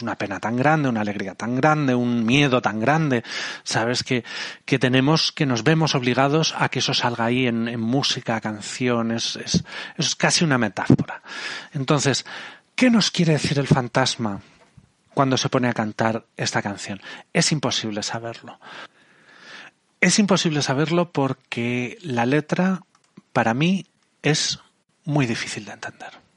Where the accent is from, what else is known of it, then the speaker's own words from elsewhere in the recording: Spain; de España